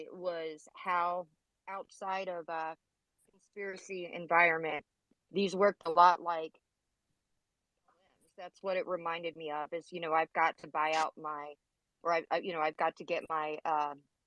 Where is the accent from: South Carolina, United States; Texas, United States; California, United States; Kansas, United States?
Kansas, United States; I'm from Kansas